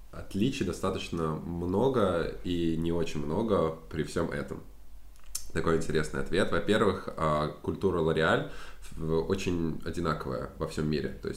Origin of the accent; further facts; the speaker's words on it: Saratov, Saratov Oblast, Russia; moved away as an adult; now in Paris, France; В Саратове, в моем родном городе